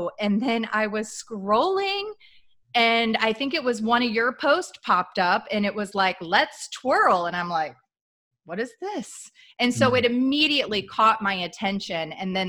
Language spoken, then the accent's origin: English; Midwest, United States; I grew up in the Midwest.